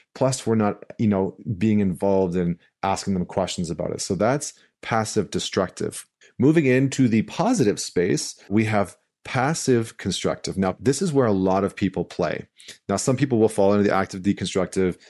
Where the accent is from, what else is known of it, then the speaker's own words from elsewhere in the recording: St. Albert, Alberta, Canada; moved away; I'm coming to you live from St. Albert, Alberta. I'm back in my hometown, uh, which is right outside of Edmonton.